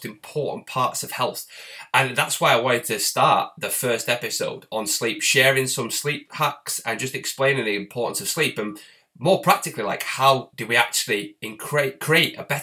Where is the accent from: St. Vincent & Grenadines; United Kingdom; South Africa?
United Kingdom; Bury, North West England; I'm actually from Bury, which is next to the town Bolton, and that's where Peter Kay's from, so it's very much a similar area